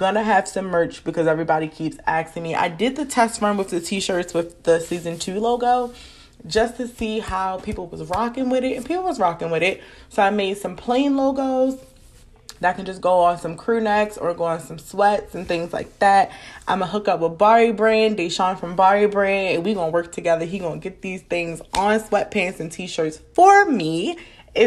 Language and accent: English; Maryland, United States; I have to shout out my hometown. I have to shout out my home state, because y'all, I have so many people rocking with me across Maryland